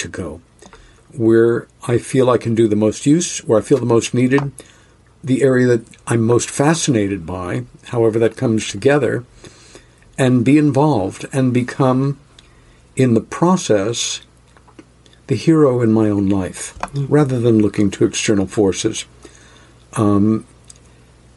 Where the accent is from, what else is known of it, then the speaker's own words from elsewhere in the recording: Rockville Centre, New York, United States; growing up in New York City and in a lovely village about 30 miles east, I came to realize I had the best of two worlds. And I, in Rockville Center, New York